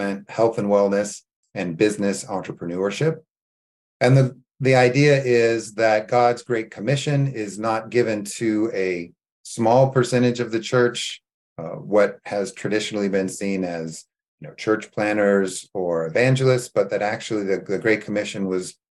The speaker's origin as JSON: {"language": "English", "region": "California", "country": "United States", "tie": "born or raised there", "also_born_or_lived": "Beirut, Lebanon", "moved": "as an adult", "said": "I grew up in California"}